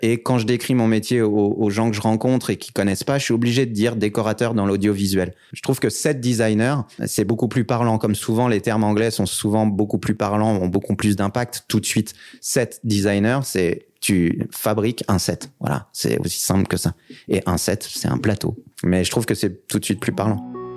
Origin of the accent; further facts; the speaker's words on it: France; moved away as an adult; also born or lived in French-speaking Switzerland; now in Switzerland; Je suis français. J'ai euh, décidé de, venir euh, dans ces jolies contrées par amour